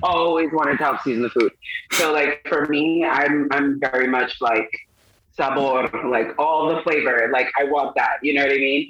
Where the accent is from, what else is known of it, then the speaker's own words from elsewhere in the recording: Long Island, New York, United States; moved away; also born or lived in Brooklyn, New York; I was born in Brooklyn, um, grew up in Long Island, um, ultimately going back to Brooklyn